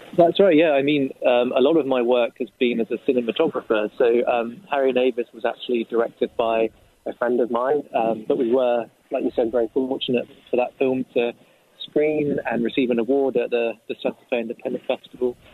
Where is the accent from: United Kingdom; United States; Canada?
United Kingdom; south of England; moved away; my hometown, a train trip, of course, uh, in the south of England